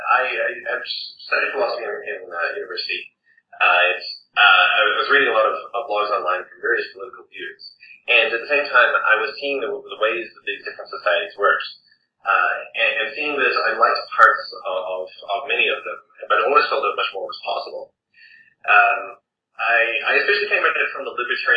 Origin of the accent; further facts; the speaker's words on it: New Zealand; moved away; also born or lived in Scotland / England / Taiwan / Canada; I'm a New Zealander, and I've lived in various parts of the world, Scotland, England, Taiwan, Canada